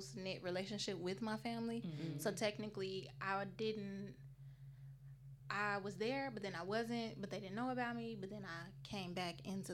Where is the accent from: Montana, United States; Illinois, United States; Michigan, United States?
Illinois, United States; Chicago; moved away as an adult; I'm from Chicago, Illinois. I've been down here for a few years.